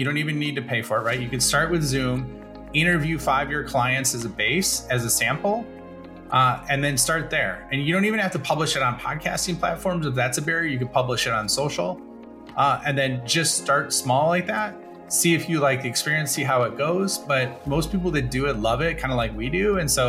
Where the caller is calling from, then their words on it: Illinois, United States; Like right outside of Chicago, straight west of Chicago.